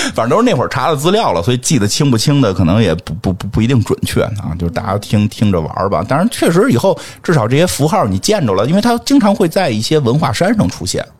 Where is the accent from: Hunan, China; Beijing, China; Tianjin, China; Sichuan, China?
Beijing, China; 我们北京人怎么从来不这么说话呀